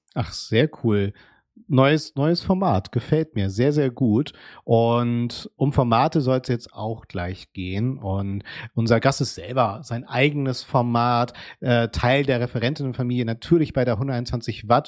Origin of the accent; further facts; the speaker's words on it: Hamburg, Germany; in meiner Heimatstadt Hamburg